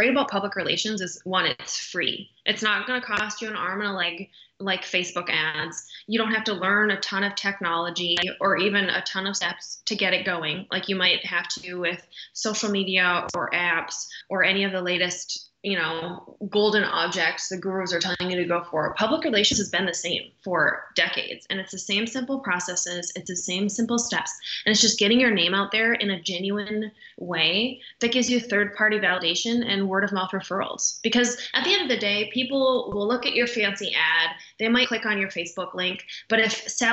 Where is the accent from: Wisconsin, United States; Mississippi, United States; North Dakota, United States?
North Dakota, United States; moved away as an adult; also born or lived in Minneapolis / San Diego; now in Dallas, United States; I am born and raised in North Dakota